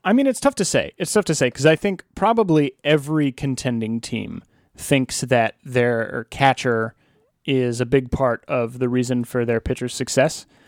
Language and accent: English; Alexandria, Virginia, United States; my hometown of Alexandria, Virginia